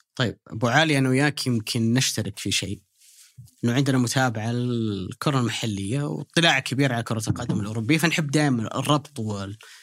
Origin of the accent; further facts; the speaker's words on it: Saudi Arabia; انا كسعودي